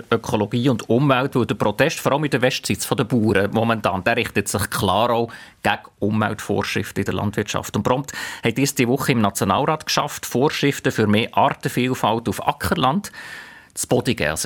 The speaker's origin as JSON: {"language": "German", "region": "St. Gallen", "country": "Switzerland", "accent": "Rheintal dialect", "said": "Das vielleicht schönste Wort in meinem Rheintaler Dialekt ist ein Zahn voll"}